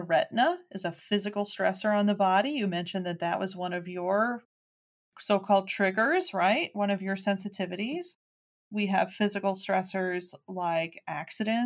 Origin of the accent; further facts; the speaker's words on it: Chicago, Illinois, United States; I'm a kid from Chicago, right? I was raised the same way everybody else was